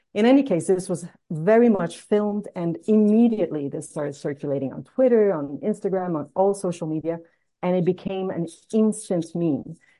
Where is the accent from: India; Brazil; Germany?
Brazil; Rio de Janeiro; Rio de Janeiro, which is my hometown